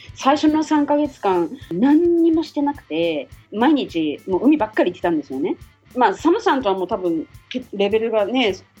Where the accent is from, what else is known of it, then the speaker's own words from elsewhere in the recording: Japan; now in Hawaii, United States; 日本人の感覚だったら